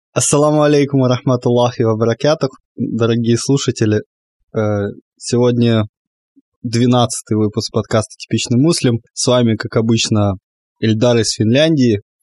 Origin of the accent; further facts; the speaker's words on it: Crimea, Ukraine; я как крымчанин